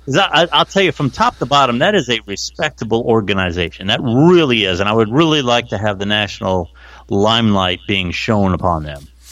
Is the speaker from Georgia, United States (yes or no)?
no; Canton, Ohio, United States; I'm from Canton